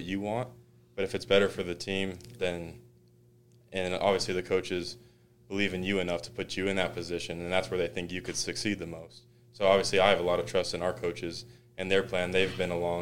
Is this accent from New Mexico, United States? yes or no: yes; New Mexico, United States; moved away as an adult; now in Utah, United States; I was from New Mexico